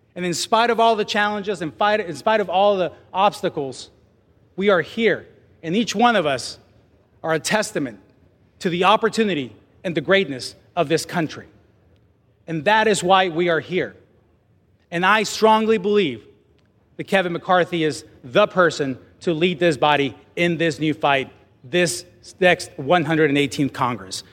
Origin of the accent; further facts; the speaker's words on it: Mexico; English is a second language; now in United States; I was born in Mexico.